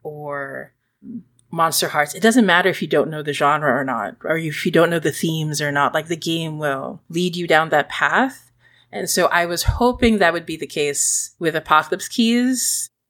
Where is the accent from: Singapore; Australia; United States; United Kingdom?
Singapore; moved away; also born or lived in Philippines; When I was growing up in Singapore